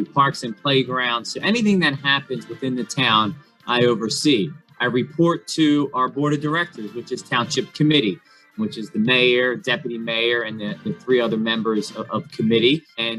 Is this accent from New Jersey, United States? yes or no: yes; Pennsauken, New Jersey, United States; I am now the township administrator for Pentalkin, my hometown, the place where I grew up and I love dearly.